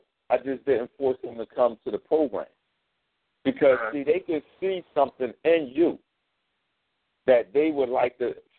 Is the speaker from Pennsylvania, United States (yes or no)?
yes; Philadelphia, Pennsylvania, United States; I know it because I'm from North Philly, and I can identify that instantly.